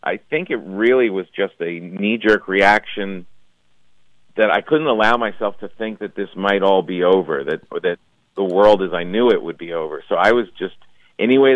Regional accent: New Jersey, United States; I grew up in New Jersey

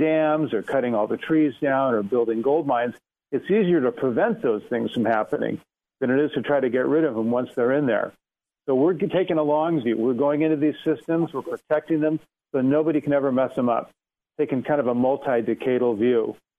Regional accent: Oregon, United States; I grew up in Oregon fishing for salmon and steelhead and trout. You know, I grew up with a family of fishermen

